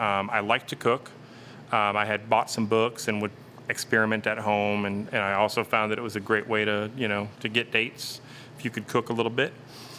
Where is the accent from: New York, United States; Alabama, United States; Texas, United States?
Texas, United States; South; moved away; growing up in South Texas, you know, in a Hispanic family